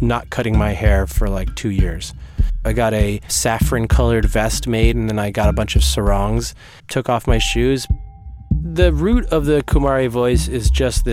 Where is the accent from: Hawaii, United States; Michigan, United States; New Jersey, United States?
New Jersey, United States; also born or lived in New York; I was born in New York and I grew up in New Jersey.